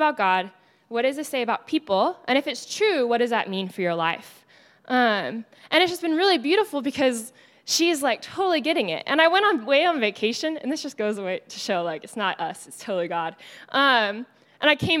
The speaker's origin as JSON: {"language": "English", "region": "Texas", "country": "United States", "accent": "Texas", "moved": "as an adult", "lives_now": "Los Angeles, United States", "said": "my Texas accent"}